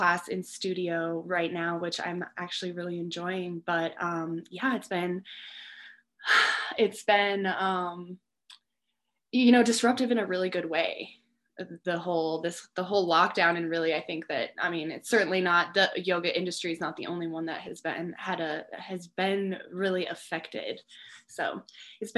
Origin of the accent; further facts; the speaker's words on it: Cheyenne, Wyoming, United States; moved away as an adult; now in Teton Valley, United States; I am from Cheyenne, Wyoming originally.